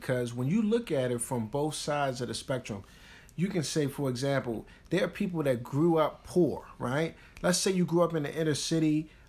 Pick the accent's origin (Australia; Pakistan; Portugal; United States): United States; Baltimore, Maryland; I mean, it's almost like growing up in Baltimore, you got this thing, right, where it's the city and the county.